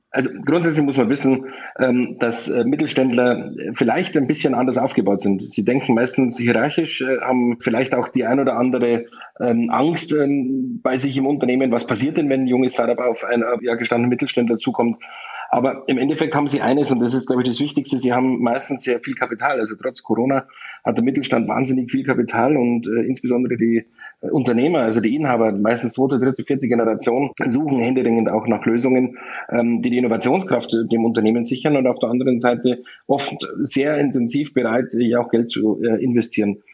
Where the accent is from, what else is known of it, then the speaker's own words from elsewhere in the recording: Landshut, Bavaria, Germany; ich komme aus Niederbayern, in der Nähe von München, im Landshut